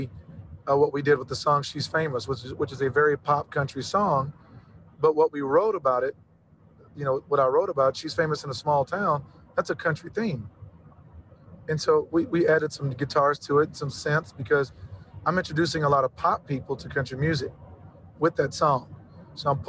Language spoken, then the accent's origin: English; Central Texas, United States; growing up in Central Texas